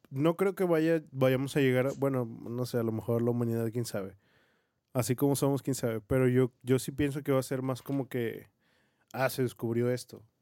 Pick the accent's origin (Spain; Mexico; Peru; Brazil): Mexico; somos mexicanos, por cierto, y sabemos muy bien